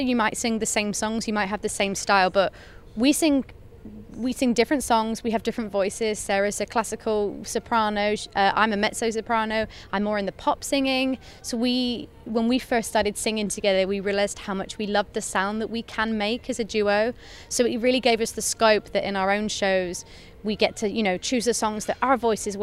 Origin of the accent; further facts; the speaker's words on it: South West England, United Kingdom; I'm from the southwest of England.